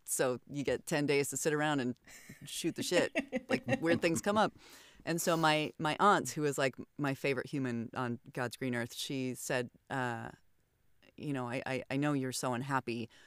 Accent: Idaho, United States; moved away as an adult; also born or lived in Oregon / California; my home state, which is Idaho

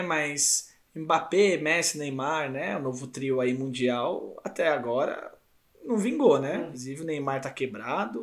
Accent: São Paulo, Brazil; de vários lugares de São Paulo aqui, que nós somos paulistas

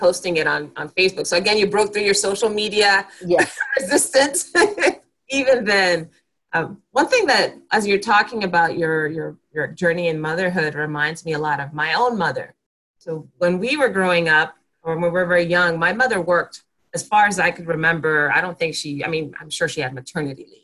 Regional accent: Panama; moved away; we're from Panama originally

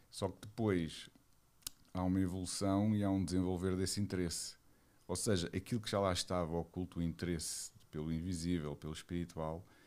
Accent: Lisbon, Portugal; Eu sou de Lisboa. Lisboa. Alfacinha de gema, como se costuma dizer.

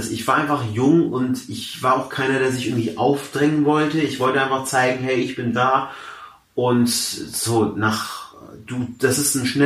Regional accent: Hamburg, Germany; born there; Also ich, wie gesagt, ich bin äh, äh in, ich bin in Hamburg geboren. Ich bin jetzt äh, 27 Jahre alt, studiere aktuell noch an der äh, Uni zu Köln

